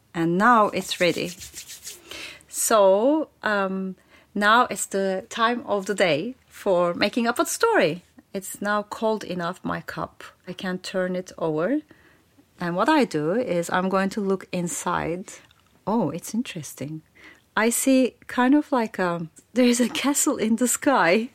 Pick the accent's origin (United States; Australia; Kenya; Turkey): Turkey; now in London, United Kingdom; I'm from Turkey originally, and now I'm living in London.